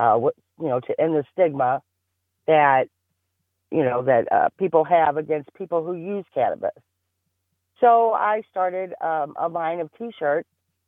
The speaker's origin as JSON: {"language": "English", "town": "Caseyville", "region": "Illinois", "country": "United States", "tie": "born or raised there", "also_born_or_lived": "East St. Louis, Illinois", "said": "Grew up in Caseyville."}